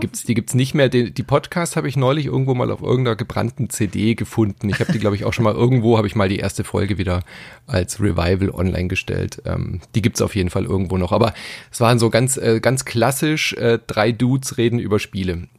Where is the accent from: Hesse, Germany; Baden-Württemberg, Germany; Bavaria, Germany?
Baden-Württemberg, Germany; Stuttgart; ich bin ja in Stuttgart äh, aufgewachsen